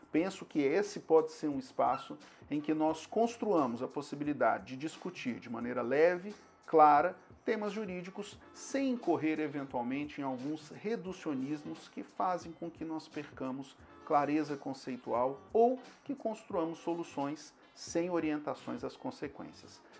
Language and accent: Portuguese; Brasília, Federal District, Brazil; sou de Brasília